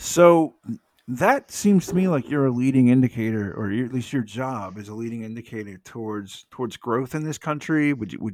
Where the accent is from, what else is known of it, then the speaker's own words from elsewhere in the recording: Atlanta, Georgia, United States; also born or lived in Florida; I grew up in Metro Atlanta, lived here basically my whole life